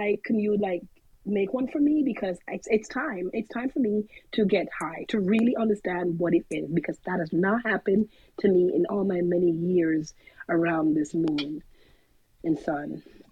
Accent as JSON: {"language": "English", "country": "Jamaica", "lives_now": "California, United States", "said": "I am a Jamaican who lives in California, where this stuff is legal"}